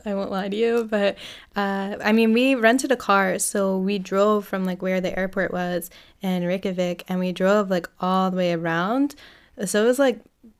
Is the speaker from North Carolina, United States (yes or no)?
no; Bel Air, Maryland, United States; I'm from Bel Air.